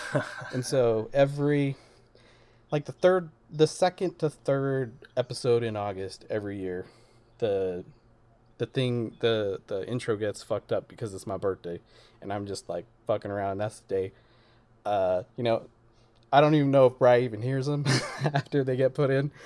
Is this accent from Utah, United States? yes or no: yes; Utah, United States; also born or lived in Chicago; I grew up in Utah